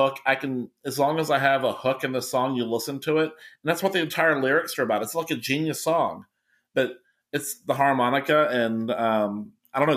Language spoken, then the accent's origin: English; Kentucky, United States; I'm from Kentucky